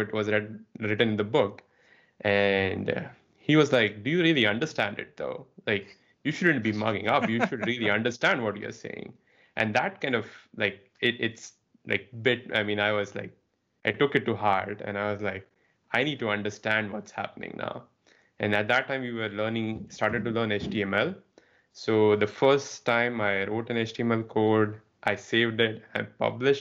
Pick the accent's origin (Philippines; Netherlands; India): India; moved away; I grew up in India